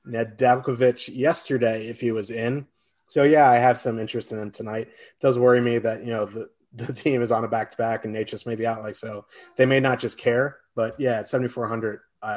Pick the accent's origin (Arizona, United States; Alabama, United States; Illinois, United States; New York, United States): New York, United States; accent: New York; I'm originally from New York, so I have that accent. I hide it when I'm on the show.